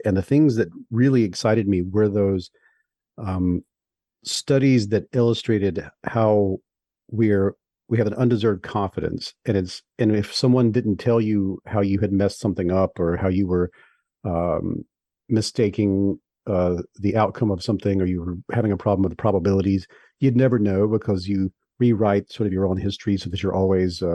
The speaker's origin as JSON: {"language": "English", "region": "the South", "country": "United States", "said": "I'm from the South"}